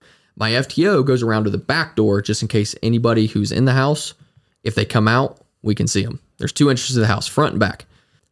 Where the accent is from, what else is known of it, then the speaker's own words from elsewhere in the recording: Frankfurt, Hesse, Germany; moved away; me not being from this area originally, like I'm from Frankfurt originally, so not being from this place originally